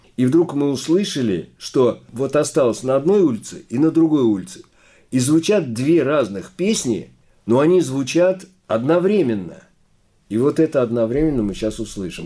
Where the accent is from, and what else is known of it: Saratov Oblast, Russia; accent: akanye